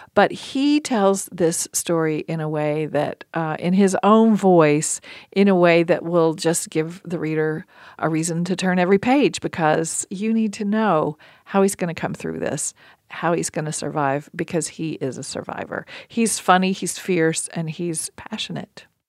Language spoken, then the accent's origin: English; Appalachia, United States; as an Appalachian woman